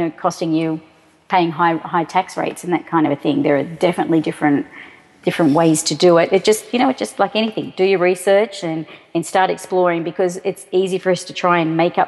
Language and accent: English; Australia; moved away as an adult; also born or lived in Sydney, Australia / Boulder, United States; now in United States; Australia, where I'm from.